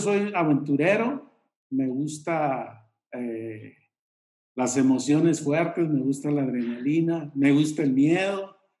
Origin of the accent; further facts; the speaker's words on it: Mexico; venimos de, México, somos una empresa mexicana, yo no hablo inglés